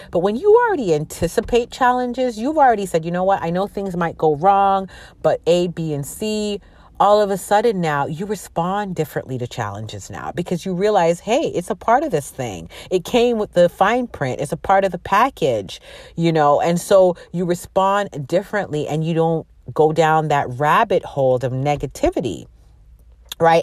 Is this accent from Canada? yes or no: yes; Canada; My parents are from Jamaica, and they migrated uh, to Canada, and that's where I was born